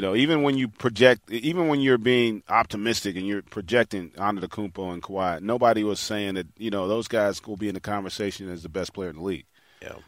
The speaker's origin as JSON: {"language": "English", "town": "Las Vegas", "region": "Nevada", "country": "United States", "tie": "born or raised there", "said": "growing up in Vegas"}